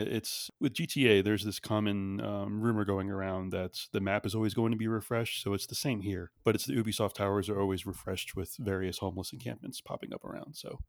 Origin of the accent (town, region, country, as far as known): Florida, United States; now in Austin, United States